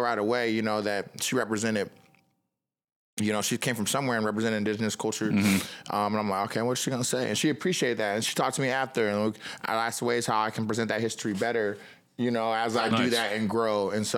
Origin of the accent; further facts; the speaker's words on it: Kokomo, Indiana, United States; Yeah, I'm from Kokomo. I'm like, yeah, Elwood Haynes.